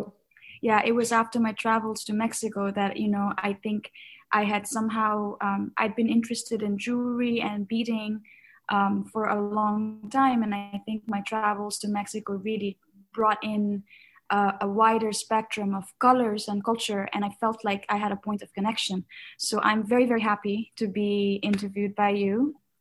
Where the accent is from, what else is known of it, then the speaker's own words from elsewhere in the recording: Kathmandu, Bagmati, Nepal; moved away as an adult; now in New York, United States; I was born and raised in Kathmandu, which is the capital city and the biggest city in Nepal.